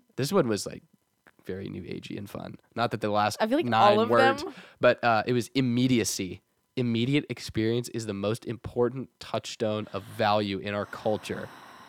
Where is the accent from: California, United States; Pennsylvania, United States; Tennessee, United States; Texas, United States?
Texas, United States; we're from Texas